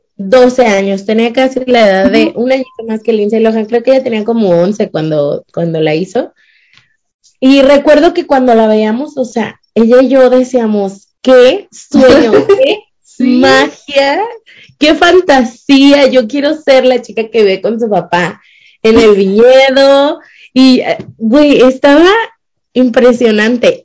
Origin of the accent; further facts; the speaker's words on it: Mexico; now in Utah, United States; soy de México.